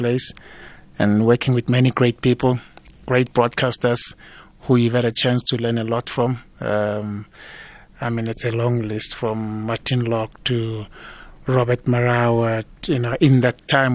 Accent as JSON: {"language": "English", "region": "Highveld", "country": "South Africa", "said": "I came from the Highveld"}